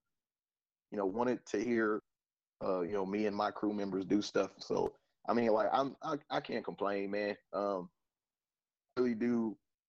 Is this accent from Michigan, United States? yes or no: yes; Detroit, Michigan, United States; we're from Detroit